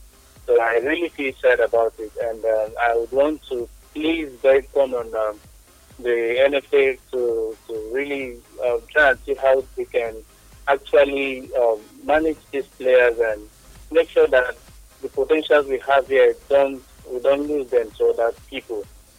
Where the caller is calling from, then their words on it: Port Harcourt, Rivers State, Nigeria; I'm calling from Port Harcourt.